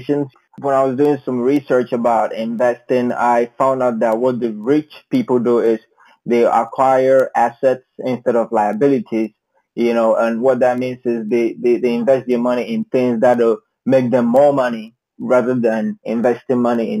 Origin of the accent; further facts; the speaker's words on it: Ghana; moved away as an adult; now in United States; I'm originally from Ghana, and I have been in the United States for a little over 7 years